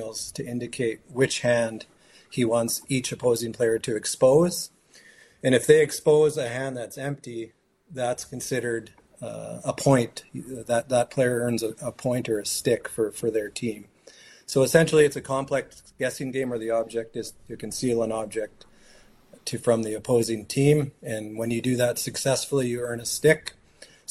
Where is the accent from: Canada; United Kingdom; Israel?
Canada; Fort Nelson, British Columbia; growing up in Fort Nelson in our community